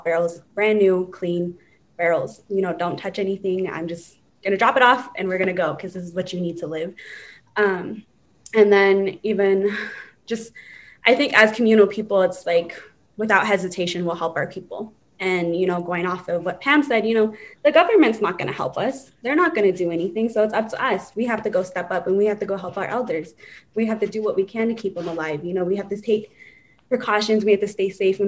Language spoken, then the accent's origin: English; United States; I'm from the Navajo Nation